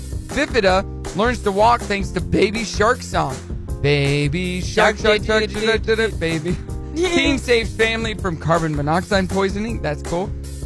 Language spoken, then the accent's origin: English; Southwest City, Missouri, United States; And I'm from Southwest City, but we first met in Kansas City.